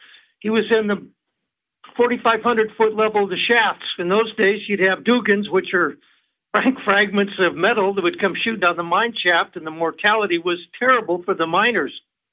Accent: Butte, Montana, United States; Well, I was raised in Butte

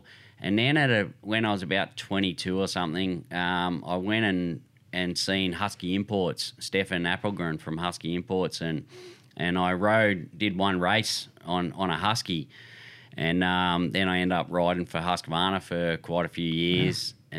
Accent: Sydney, New South Wales, Australia; Yep. Yeah, I grew up in Sydney.

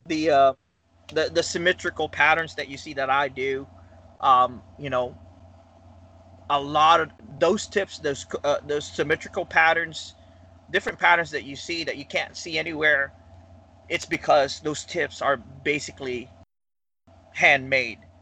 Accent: Philippines; moved away as an adult; now in Huntsville, United States; I came from the Philippines. Uh, I don't know if you can tell my accent, but uh, total in America, I've been here for about 13 years now.

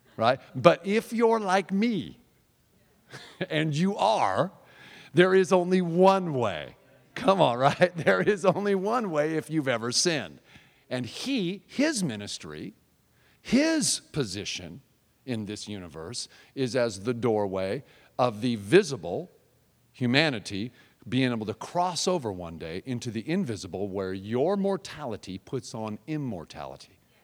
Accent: Seattle, Washington, United States; I'm from Seattle

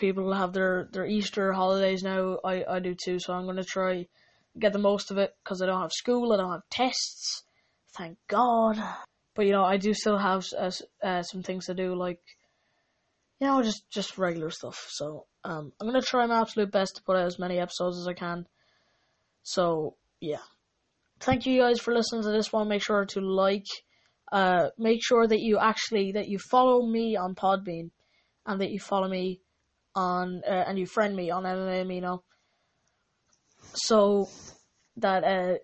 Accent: Ireland; I'm Irish, just like McGregor is

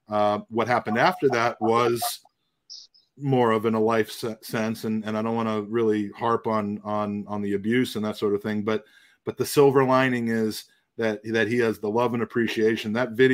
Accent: United States; also born or lived in London, United Kingdom; I'm an American

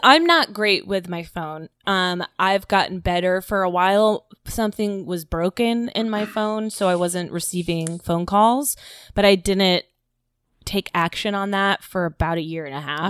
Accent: Florida, United States; I was from Florida

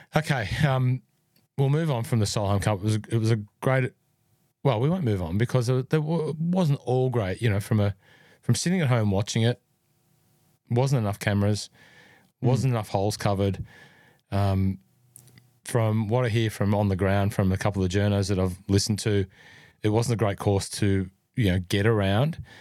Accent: New South Wales, Australia; New South Wales, my home state, by the way. If you're listening in, I am a New South Welshman by birth

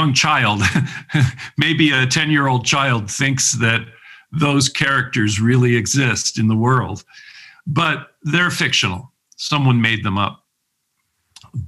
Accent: United States; also born or lived in Cleveland, Ohio; growing up in America

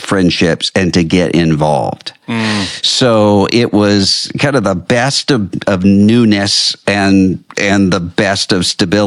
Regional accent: Biloxi, Mississippi, United States; my hometown in Biloxi

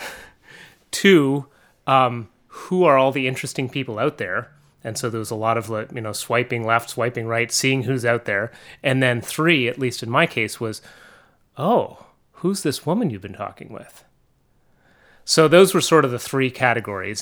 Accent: Montreal, Quebec, Canada; moved away as an adult; now in Vermont, United States; I grew up in Montreal and north of Montreal. I moved to Vermont almost, like, seventeen years ago.

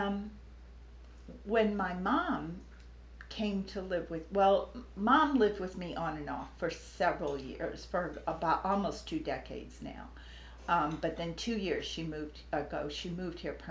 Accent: New Orleans, Louisiana, United States; moved away as an adult; now in Charlottesville, United States; I grew up in New Orleans, Louisiana, and I'm 71

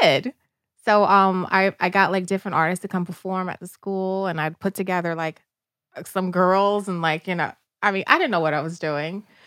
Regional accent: New York City, New York, United States; I grew up in the South Bronx in the eighties, which was a very, uh, tough place to grow up in.

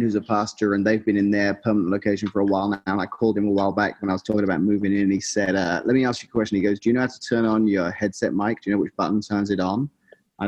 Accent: England, United Kingdom; moved away as an adult; now in Washington, Illinois, United States; growing up in England is kind of all I knew

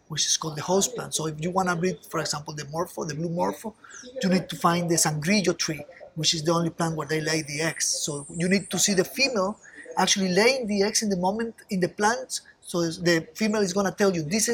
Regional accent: Costa Rica; I was born here in Costa Rica some time ago

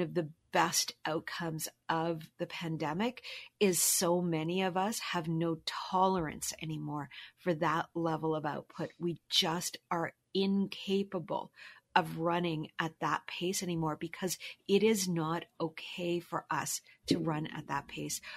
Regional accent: Halifax, Nova Scotia, Canada; moved away as an adult; also born or lived in Toronto; I'm originally from Halifax

